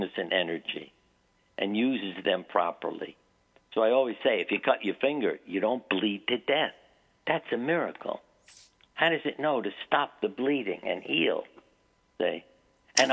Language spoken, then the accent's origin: English; New York, United States; moved away; I grew up in New York